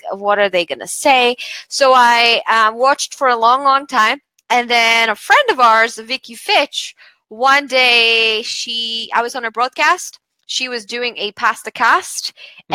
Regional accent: Bulgaria; moved away as an adult; also born or lived in United Kingdom; I come from Bulgaria, moved to the UK to study law

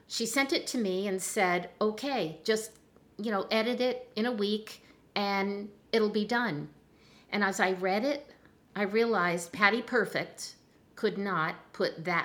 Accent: New Jersey, United States; I'm from Jersey, you know, and I'm Italian

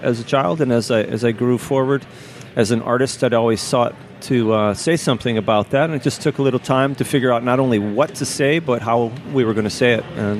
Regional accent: Maui, Hawaii, United States; I grew up on Maui

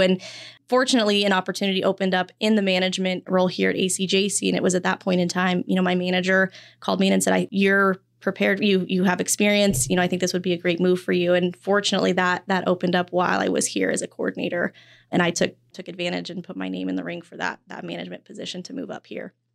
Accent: Wyoming, United States; moved away as an adult; also born or lived in Phoenix; I'm originally from Wyoming

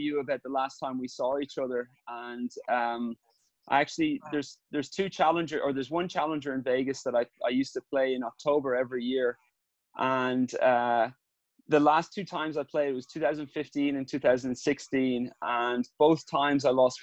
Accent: Ireland; growing up in Ireland

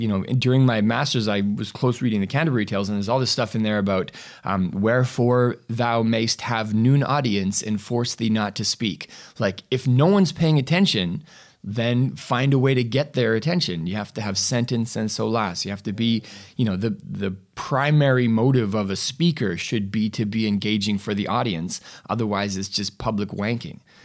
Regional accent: Canada; I'm from Canada

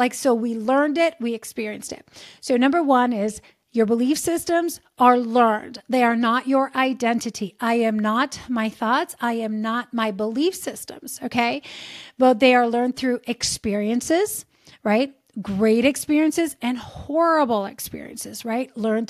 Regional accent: Lazio, Italy; I grew up in just outside of Rome, Italy, in near the Pope's summer residence

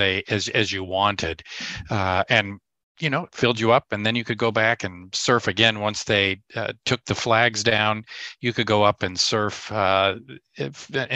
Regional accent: Southern California, United States; born or raised there; moved away as an adult; also born or lived in Milwaukee, Wisconsin / Palm Springs; now in Chicago, United States

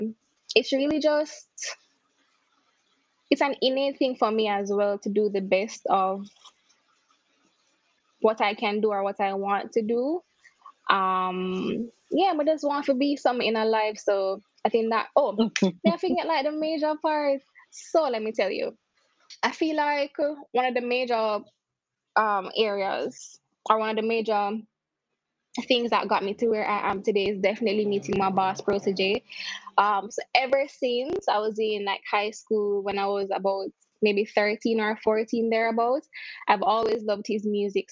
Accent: Mandeville, Manchester, Jamaica; moved away; also born or lived in Kingston, Jamaica; I'm from Mandeville, Manchester. That's a country in Jamaica. And then I moved to Kingston, which is the city.

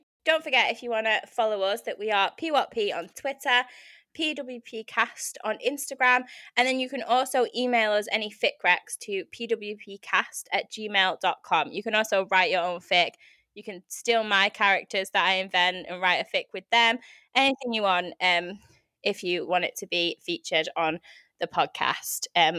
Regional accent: United Kingdom; I'm too British to do this.

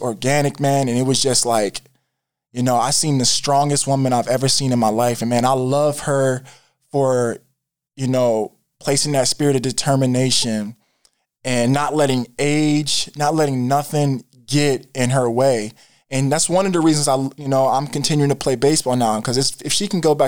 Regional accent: Canton, Ohio, United States; born or raised there; also born or lived in Germany

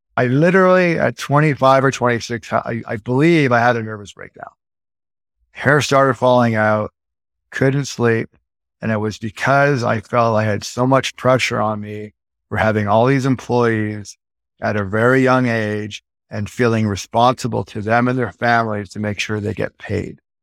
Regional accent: Edmonton, Alberta, Canada; also born or lived in Vancouver, British Columbia, Canada / Toronto, Canada; now in Las Vegas, United States; Moved to Edmonton, Alberta, like I was four, five years old

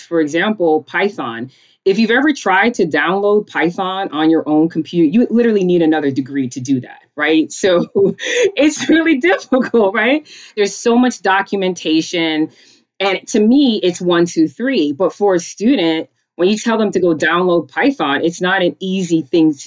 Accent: New York City, New York, United States; also born or lived in Connecticut / Georgia; I grew up in a small town in Rosedale, Queens, which is on the border of Long Island and Queens

